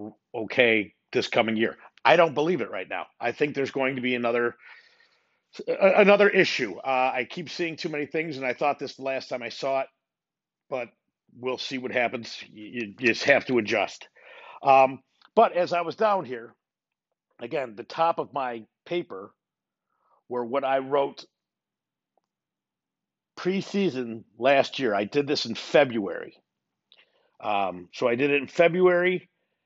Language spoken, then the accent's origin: English; Chicago, Illinois, United States; moved away as an adult; I'm a Chicagoan, lifelong Chicagoan, 47 years, born on the south side, moved to the north side, then lived downtown